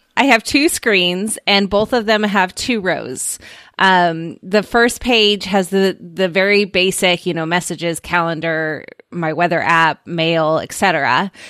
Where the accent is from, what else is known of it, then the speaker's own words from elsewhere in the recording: Oregon, United States; from my home state of Oregon